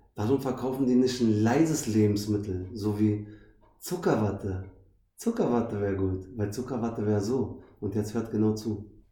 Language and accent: German; Berlin, Germany; ich bin Berliner. Ich bin echt einer von den wenigen